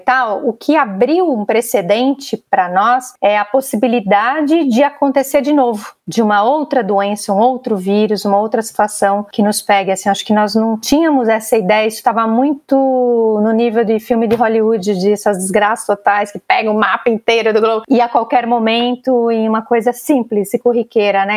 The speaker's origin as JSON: {"language": "Portuguese", "country": "Brazil", "said": "Se a gente é brasileiro ainda é muito nessa cultura do abraçar, dar um beijo e tal"}